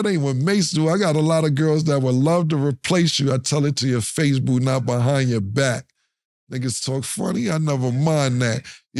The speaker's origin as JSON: {"language": "English", "town": "Harlem", "region": "New York", "country": "United States", "said": "I'm from Harlem."}